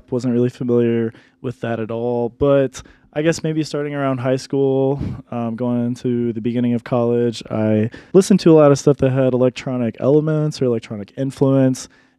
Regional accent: Dallas, Texas, United States; moved away as an adult; also born or lived in New York / Colorado Springs, Colorado; now in Denver, United States; I'm originally from New York, but I grew up mostly down in Dallas, Texas

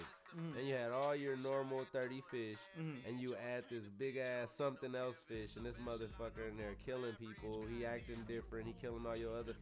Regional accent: California, United States; most of my friends is multicultural because I'm a Californian bubble.

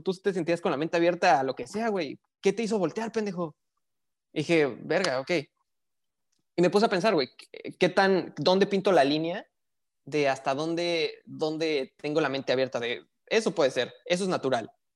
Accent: Mexico City, Mexico; now in northern Mexico; yo soy de la Ciudad de México

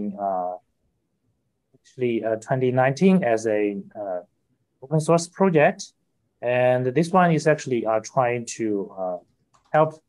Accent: Hangzhou, Zhejiang, China; I'm from Hangzhou, China, a beautiful city

